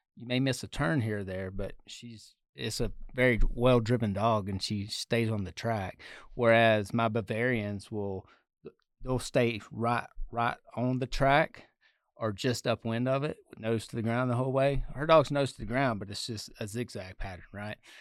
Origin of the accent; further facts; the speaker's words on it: the South, United States; moved away as an adult; now in Colorado, United States; I grew up in the South